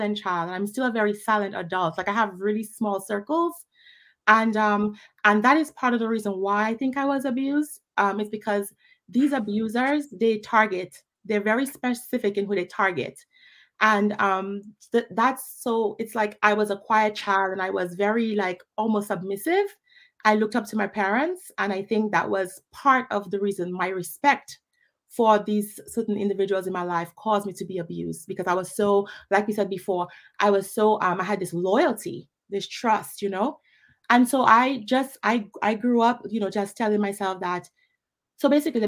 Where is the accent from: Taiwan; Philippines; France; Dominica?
Dominica; also born or lived in Pointe Michel / Newtown; I grew up in Dominica